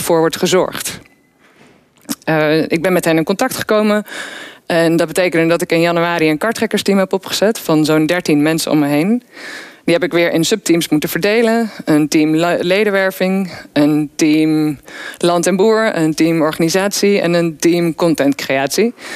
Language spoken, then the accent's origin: Dutch; Weesp, North Holland, Netherlands; ik kom uit Weesp. En ik woon tussen de weilanden.